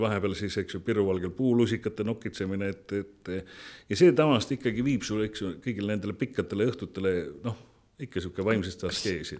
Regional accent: Estonia; ma olen, ma olen eestlane, ma olen, ma olen selle rahvuse esindaja

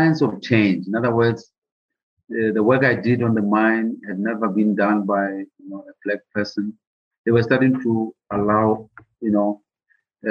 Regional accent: Lesotho; growing up in Lesotho

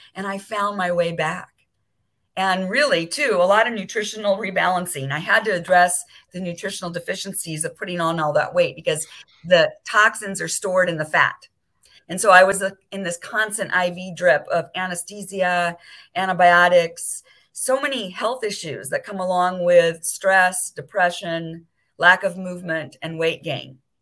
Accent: Beverly Hills, California, United States; moved away as an adult; now in Maui, United States; I grew up in Beverly Hills

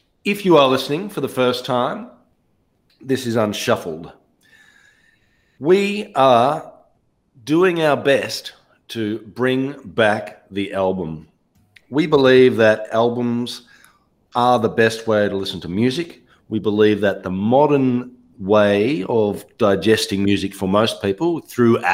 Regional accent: Ballarat, Victoria, Australia; moved away; my hometown of Ballarat in Australia

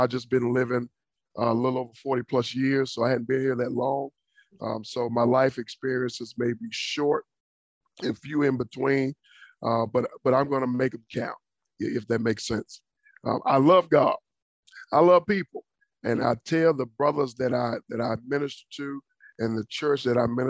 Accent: Dallas, Texas, United States; moved away as an adult; now in Florida, United States; born and raised in Dallas, Texas

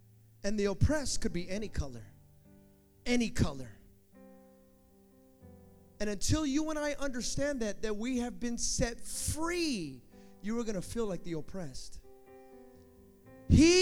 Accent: the Bay Area, California, United States; I'm from the Bay.

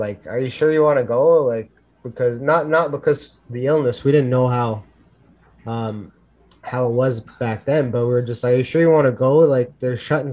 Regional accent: Canada; I would consider myself right now a prisoner in my own country

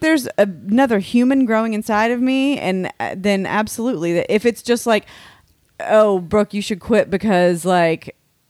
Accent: United States; I'm American.

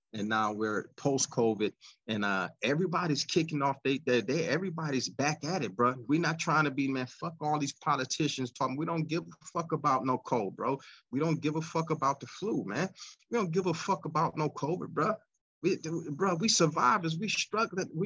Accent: United States; also born or lived in Pennsylvania / California; I'm an American

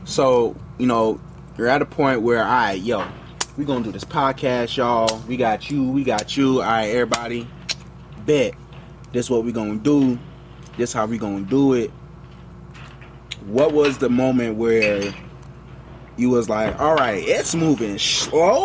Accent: Miami, Florida, United States; moved away; I'm originally from Miami, Florida

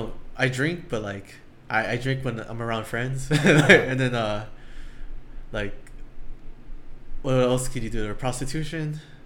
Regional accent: Long Beach, California, United States; I grew up in Long Beach.

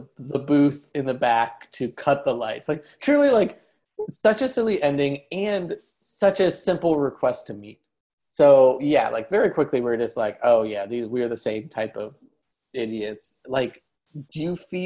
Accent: Ohio, United States; we're both from Ohio

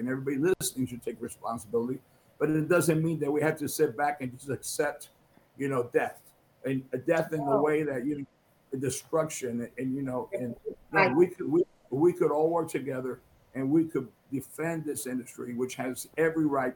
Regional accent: United States; I was born in the United States

